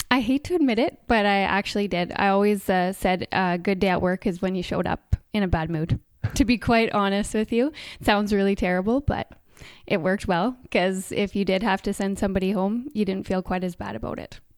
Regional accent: Coutts, Alberta, Canada; moved away; I grew up in Coots

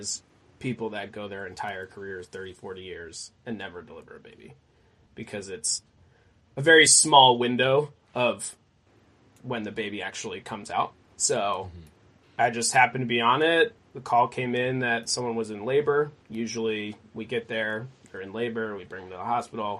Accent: Maine, United States; Born and raised in Maine

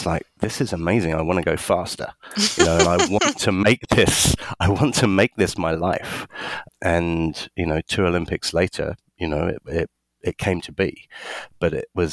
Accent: London, United Kingdom; I was born in London in the UK

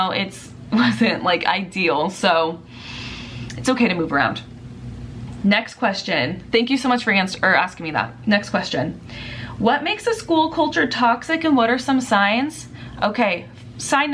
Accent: Southern California, United States; I'm from Southern California

